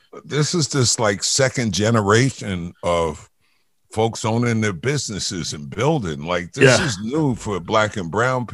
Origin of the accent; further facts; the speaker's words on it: New York City, New York, United States; I grew up in Jamaica, Queens.